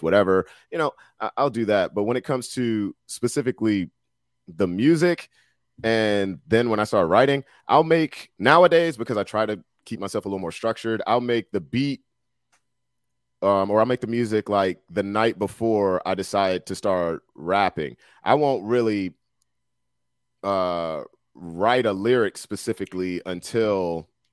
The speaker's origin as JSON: {"language": "English", "town": "Washington", "region": "District of Columbia", "country": "United States", "tie": "born or raised there", "said": "I grew up in Southeast DC"}